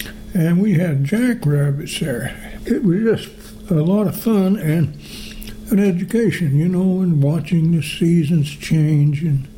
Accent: Springfield, Missouri, United States; I was born in Springfield, Missouri, moved down to southeast Missouri, which at that point they were draining the swamps to grow cotton.

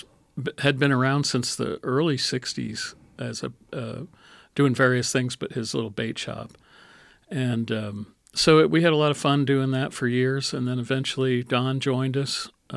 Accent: Pennsylvania, United States; now in Indiana, United States; I grew up in Pennsylvania

